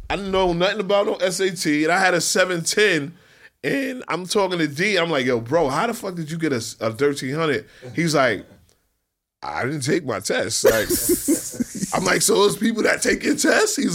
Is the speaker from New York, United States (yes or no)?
yes; New York City, New York, United States; I'm from Queens. We from Queens where shootouts and the party is regular for us